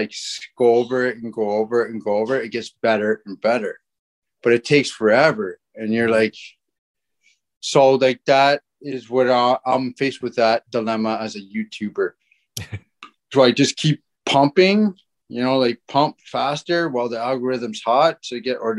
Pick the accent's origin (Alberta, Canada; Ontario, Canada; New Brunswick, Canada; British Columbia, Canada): Ontario, Canada; we're not from Winnipeg. We're from Ontario